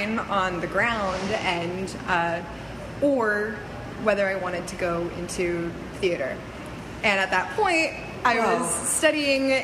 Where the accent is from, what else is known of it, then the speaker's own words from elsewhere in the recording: Florida, United States; moved away; also born or lived in Central Washington University; I grew up in Florida